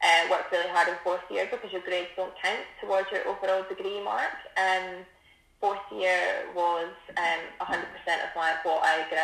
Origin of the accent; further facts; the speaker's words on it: Stirling, Scotland, United Kingdom; I'm from Stirling area, so I went to Lawnfall Academy.